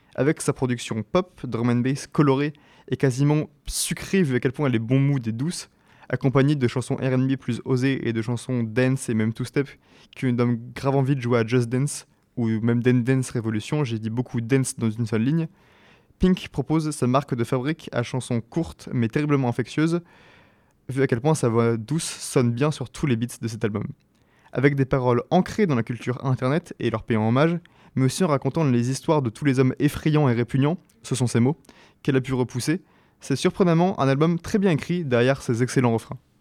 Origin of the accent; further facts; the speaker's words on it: France; first language French; Français fans de ce genre comme moi